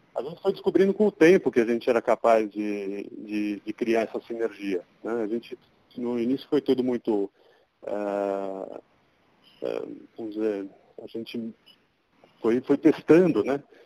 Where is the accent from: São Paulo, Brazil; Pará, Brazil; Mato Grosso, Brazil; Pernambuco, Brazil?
São Paulo, Brazil; nasci em São Paulo, sempre morei aqui em São Paulo